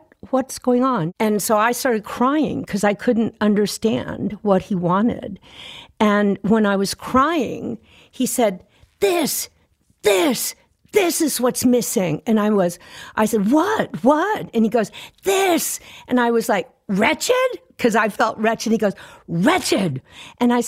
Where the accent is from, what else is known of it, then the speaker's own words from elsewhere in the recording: Fort Worth, Texas, United States; T-Bone and I grew up together in Fort Worth